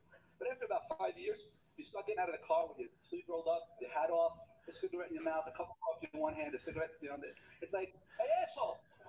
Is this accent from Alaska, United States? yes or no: no; Queens, New York, United States; I was born and raised in Queens, okay? In a middle-class neighborhood. I'm Catholic.